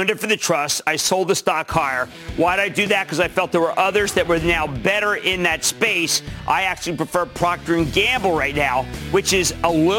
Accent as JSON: {"language": "English", "town": "Plymouth Meeting", "region": "Pennsylvania", "country": "United States", "said": "I'm from Plymouth Meeting, where they're from"}